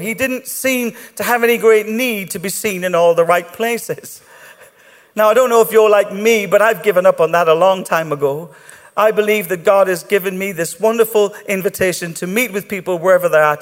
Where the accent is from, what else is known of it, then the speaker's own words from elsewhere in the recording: Ireland; I'm Irish